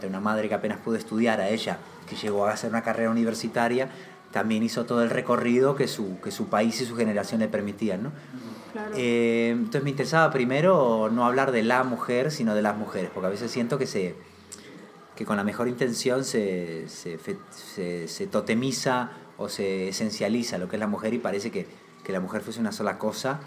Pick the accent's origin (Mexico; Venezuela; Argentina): Argentina